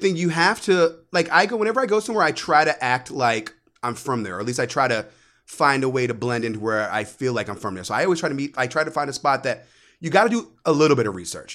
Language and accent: English; United States; also born or lived in New York; now in Florida, United States; I was raised right outside of D C